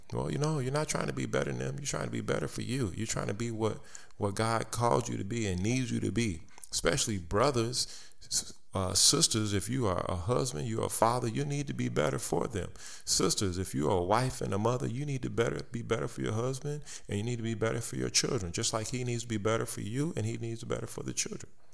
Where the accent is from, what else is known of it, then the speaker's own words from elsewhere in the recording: United States; I am an American. I live in this country